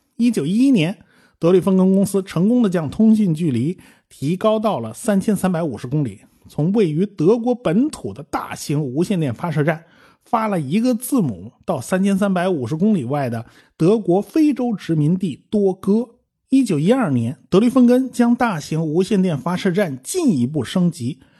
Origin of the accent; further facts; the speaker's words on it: China; 我们中国人